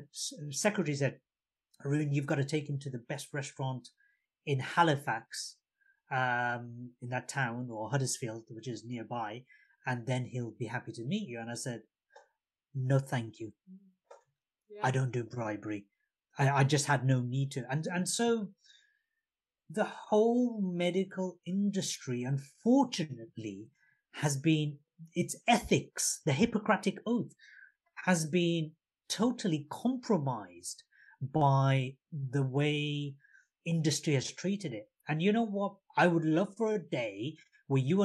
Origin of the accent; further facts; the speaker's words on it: Bangladesh; moved away; Coming from a country, I was born in Bangladesh, which was East Pakistan at the time.